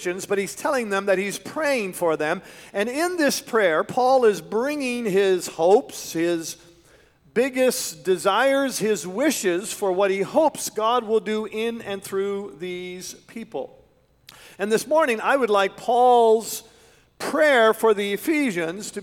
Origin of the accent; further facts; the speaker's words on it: Canada; moved away as an adult; also born or lived in West Michigan; we're from Canada